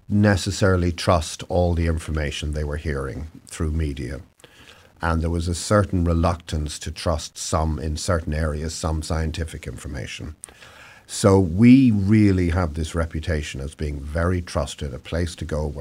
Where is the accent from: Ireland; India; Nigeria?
Ireland; moved away as an adult; also born or lived in Southern California; now in Oregon, United States; you're probably gathering from my accent that I originally came from somewhere a little further east than Oregon. So in Ireland